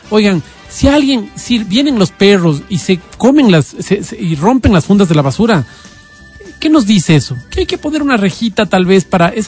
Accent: Ecuador; yo me pongo la camiseta y yo estoy en el Ecuador, soy del Ecuador

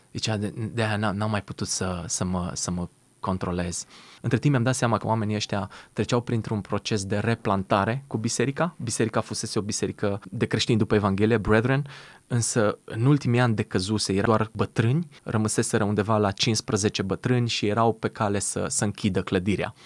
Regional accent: Romania; moved away; sunt din România

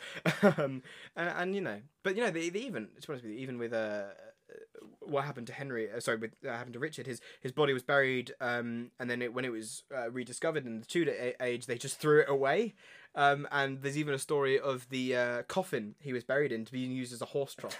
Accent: United Kingdom; we're British

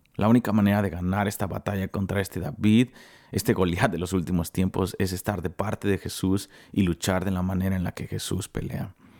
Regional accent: Mexico; soy el único mexicano

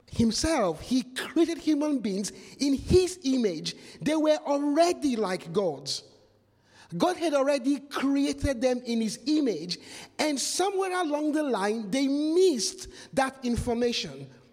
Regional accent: Nigeria; moved away; Nigeria, where I come from

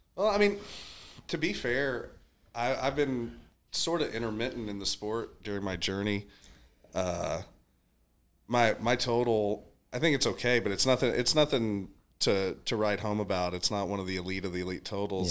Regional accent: Dallas, Texas, United States; I'm from Dallas, Texas

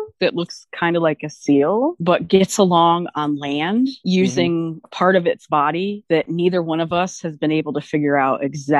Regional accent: United States; accent: northerner; in my accent that I have, apparently, being a northerner

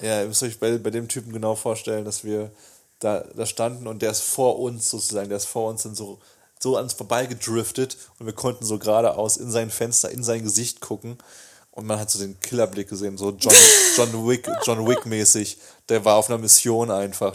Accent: Bühlertal, Baden-Württemberg, Germany; ich komme ja aus Bülertal oder aus einem Dorf

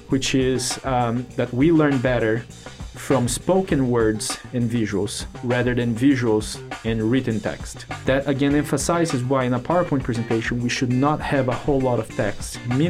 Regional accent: Brazil; English is a second language; moved away as an adult; now in Augusta, United States; So I'm originally from Brazil, came to the U.S. for college, and got my degree

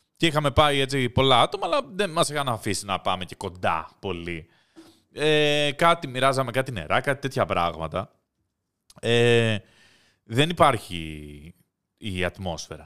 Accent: Greece; Εγώ μεγάλωσα στην Ελλάδα των 90s

